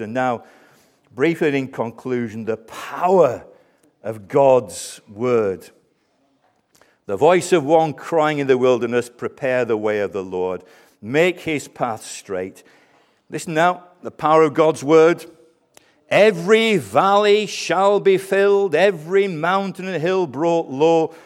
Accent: Colne, North West England, United Kingdom; I was born in Colne, Lancashire, near the famous footballing town of, of Burnley.

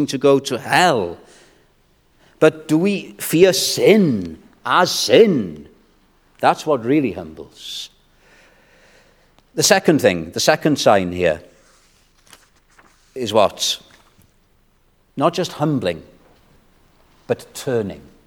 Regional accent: Wales, United Kingdom; I'm a Welshman

